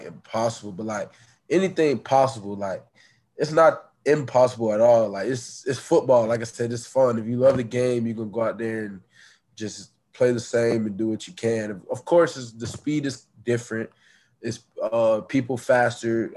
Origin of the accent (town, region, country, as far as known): Tampa, Florida, United States; born or raised there